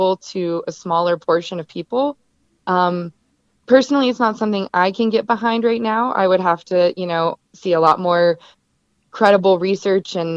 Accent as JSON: {"language": "English", "town": "Nashville", "region": "Tennessee", "country": "United States", "moved": "as an adult", "lives_now": "Denver, United States", "said": "I'm from Nashville"}